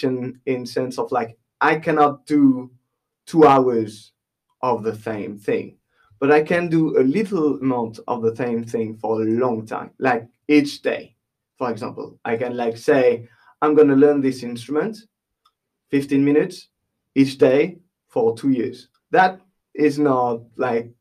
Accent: Les Sables d'Olonne, Pays de la Loire, France; English is a second language; moved away as an adult; also born or lived in Nantes; now in Bray, Ireland; I'm from my hometown is Les Sables d'Olonne

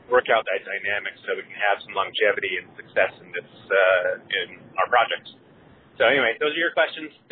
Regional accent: Olympia, Washington, United States; I'm from Olympia, Washington.

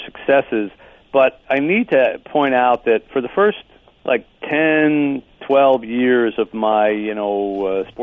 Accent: Philadelphia, Pennsylvania, United States; as a kid growing up in Philadelphia

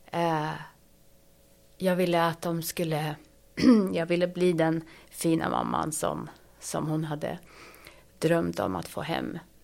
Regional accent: Sweden; moved away as an adult; also born or lived in Ethiopia; jag är ju svensk

